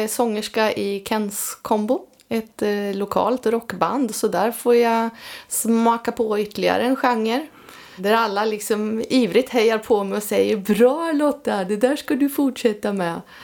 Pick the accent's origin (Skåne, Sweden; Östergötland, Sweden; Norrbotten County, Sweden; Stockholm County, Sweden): Östergötland, Sweden; between Vadstena and Motala; now in Linköping, Sweden; växte upp då mellan Vadstena och Motala